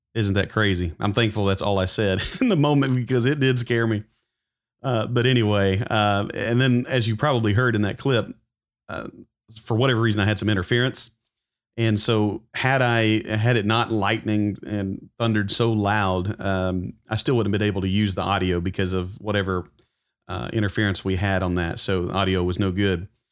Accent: Arkansas, United States; I am from Arkansas

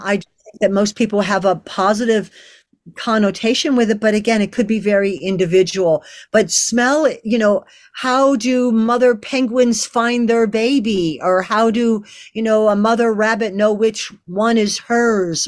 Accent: Canada; I'm French Canadian

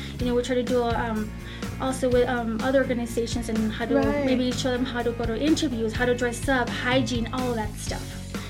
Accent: El Paso, Texas, United States; I'm born and raised in El Paso

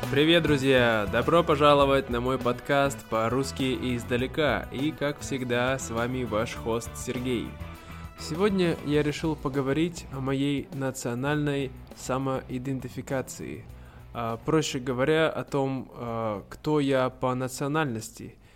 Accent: Siberia, Russia; я родился и вырос в Сибири, поэтому я сибиряк

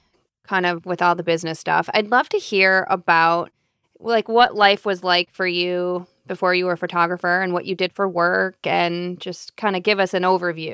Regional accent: Michigan, United States; I'm from Michigan, so we're so close. I'm like, yes, Midwestern.

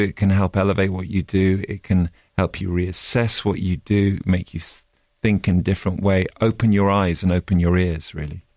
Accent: Oxford, South East England, United Kingdom; come from Oxford, from the U K

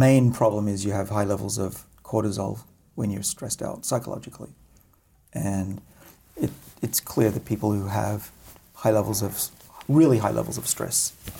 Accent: Australia; moved away; I'm Australian after all.

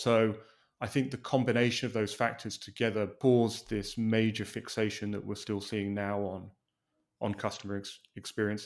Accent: England, United Kingdom; now in Los Angeles, United States; an Englishman living in Los Angeles

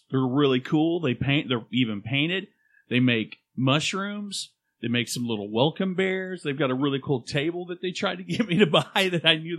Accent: Louisiana, United States; accent: Cajun; Cajun. We're Cajun.

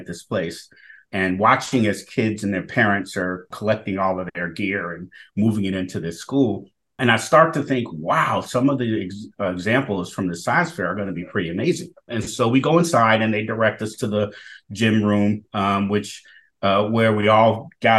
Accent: Chicago, Illinois, United States; growing up in Chicago's Southwest Side, I was being educated

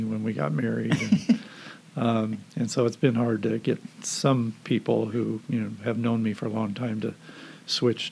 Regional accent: Southern California, United States; also born or lived in Rotterdam, Netherlands / Indianapolis, Indiana; we moved to Southern California, to the Valley area, and my dad was a landscaper and worked there, and I went to elementary school there

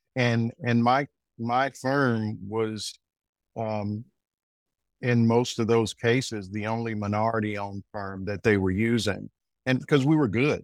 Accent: Arkansas, United States; moved away as an adult; also born or lived in New York; now in North Carolina, United States; I'm originally from Arkansas

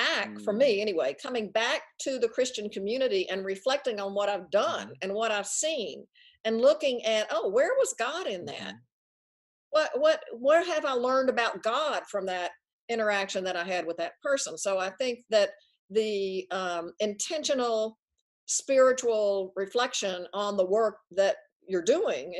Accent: Tennessee, United States; moved away; also born or lived in Princeton, New Jersey; I moved from Tennessee to Princeton, New Jersey. Big mm-hmm. difference. I mean, I grew up in the Bible Belt, Southern Baptist grandparents

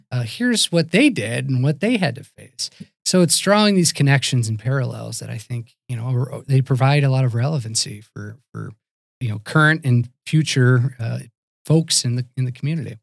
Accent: St. Louis, Missouri, United States; moved away as an adult; also born or lived in Virginia; now in Wisconsin, United States; I myself grew up out of Saint Louis, Missouri

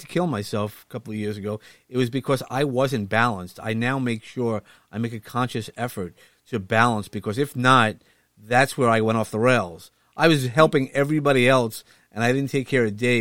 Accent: New York City, New York, United States; I'm from Brooklyn

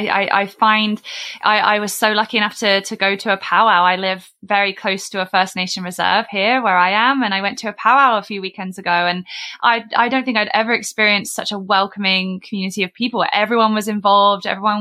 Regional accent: United Kingdom; accent: British; moved away as an adult; now in Canada; my British accent and my, you know, I've only been here 7 years.

